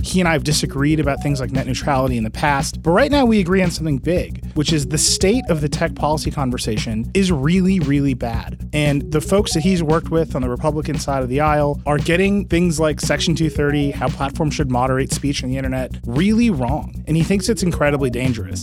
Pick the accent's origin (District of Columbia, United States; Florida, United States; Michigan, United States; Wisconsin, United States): Wisconsin, United States; I'm a guy from Wisconsin